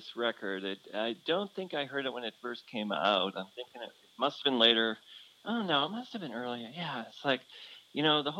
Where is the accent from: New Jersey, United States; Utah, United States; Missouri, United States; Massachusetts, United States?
Massachusetts, United States; Boston; But when I was growing up in Boston, in the suburbs of Boston